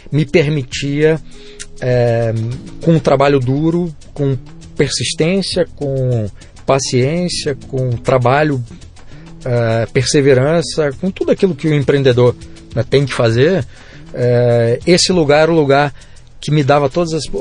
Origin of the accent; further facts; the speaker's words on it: Brazil; born there; Eu nasci no Brasil, eu tenho todos os defeitos e virtudes de ser brasileiro